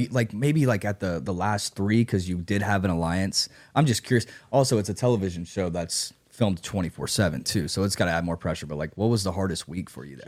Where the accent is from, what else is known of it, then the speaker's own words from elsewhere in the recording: Nashville, Tennessee, United States; also born or lived in Chicago; I'm from Nashville. I tried to get out of Nashville, moved to Chicago. COVID hit, came back